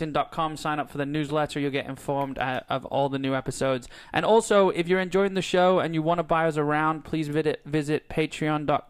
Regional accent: England, United Kingdom; We're from England.

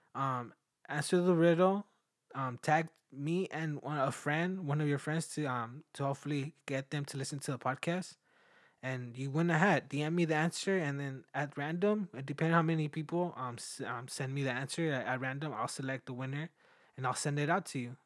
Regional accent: Mexico; moved away; also born or lived in United States; I was born in the U S, but I was raised in Mexico

